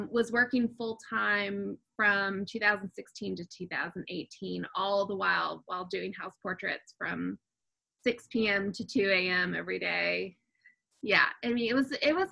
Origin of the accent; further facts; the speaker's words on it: United States; I grew up right outside of Washington, D.C.